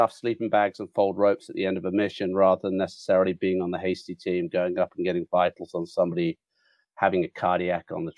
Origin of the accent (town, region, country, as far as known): United Kingdom; now in Mariposa, United States